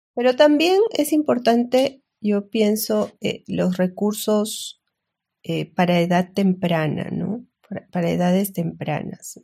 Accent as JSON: {"language": "Spanish", "country": "Peru", "said": "soy peruana"}